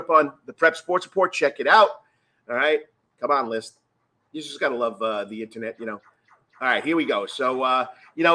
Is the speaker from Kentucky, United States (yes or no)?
no; Long Island, New York, United States; moved away as an adult; now in Savannah, United States; growing up on Long Island